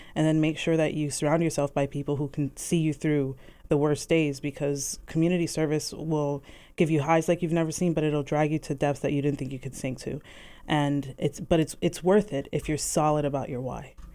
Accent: Bethlehem, Pennsylvania, United States; also born or lived in Virginia / Hawaii; I was born and raised on the South Side

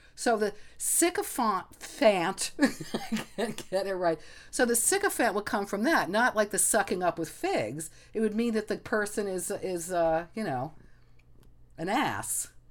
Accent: Egypt; moved away; we grew up in Egypt

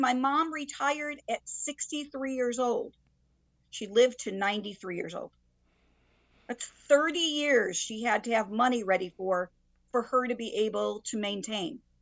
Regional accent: Waterbury, Connecticut, United States; I grew up in Waterbury

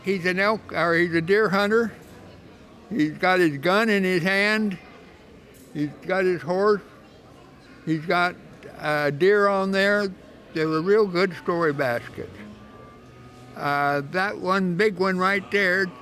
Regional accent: Oregon, United States; I grew up on the Indian reservation in Oregon.

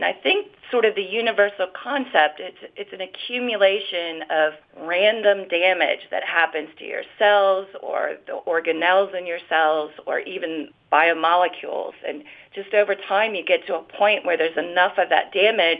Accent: Florida, United States; now in Minnesota, United States; I came to Minnesota from Florida, and all I know is that the frogs there could always tell us when bad weather was coming.

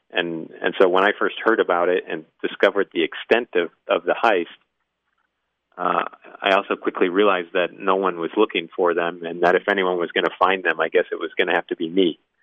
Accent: Midwest, United States; moved away as an adult; also born or lived in New England; I'm from the Midwest, so we were we were raised to to look at at fly fishermen as just sort of incorrigible snobs

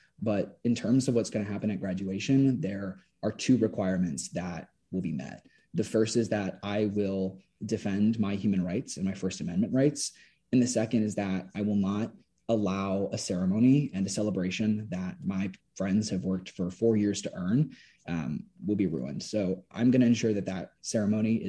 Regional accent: Sarasota, Florida, United States; growing up in Sarasota

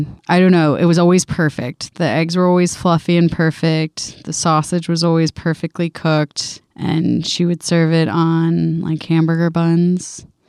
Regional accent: the South, United States; We were a big grits family. I don't know. We're from the South, obviously. We ate a lot of grits.

